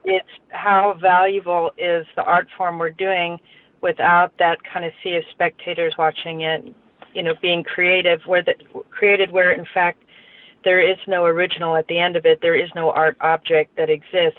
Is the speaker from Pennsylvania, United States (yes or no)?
yes; Pennsylvania, United States; when I was growing up in Pennsylvania, they used to have blue laws